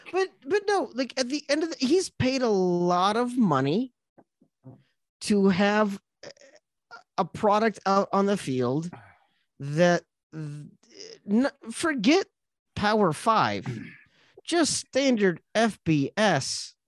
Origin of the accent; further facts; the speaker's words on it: Eastern Iowa, United States; I grew up in Eastern Iowa.